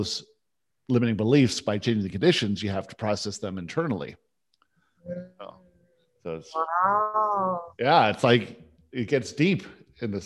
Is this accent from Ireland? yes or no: no; Vancouver, British Columbia, Canada; also born or lived in Johannesburg, South Africa; I was born in Johannesburg